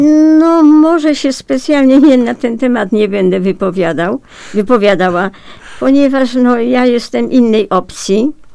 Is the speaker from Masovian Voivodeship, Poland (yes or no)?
no; Piotrków Trybunalski, Łódź Voivodeship, Poland; Rodowitą Piotrkowianką